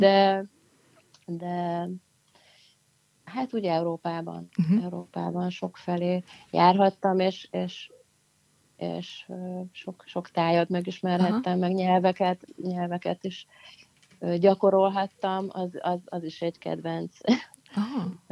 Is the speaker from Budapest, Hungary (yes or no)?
no; Pécs, Baranya, Hungary; Pécs után, ami szintén nagyon-nagyon-nagyon mm. nagyon szerethető város, ahol születtem is